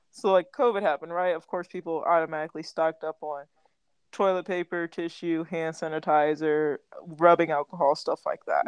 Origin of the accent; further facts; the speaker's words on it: Texas, United States; born and raised in Texas